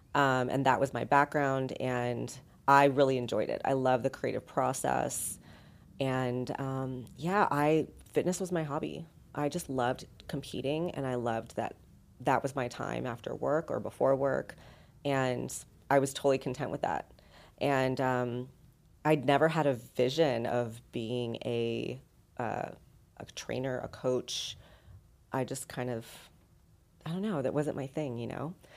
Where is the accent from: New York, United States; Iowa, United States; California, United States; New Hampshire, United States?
California, United States; Los Angeles; moved away as an adult; also born or lived in San Diego; now in Las Vegas, United States; I'm originally from Southern California, from LA, and then San Diego